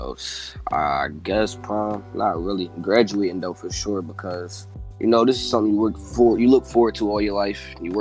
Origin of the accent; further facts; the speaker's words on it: Philadelphia, Pennsylvania, United States; I'm from Philly